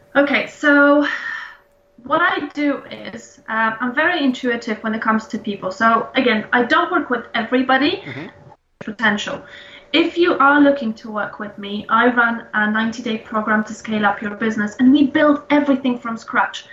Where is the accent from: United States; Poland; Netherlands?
Poland; moved away as an adult; now in London, United Kingdom; I live in London and I moved here back in 2005. I'm originally from Poland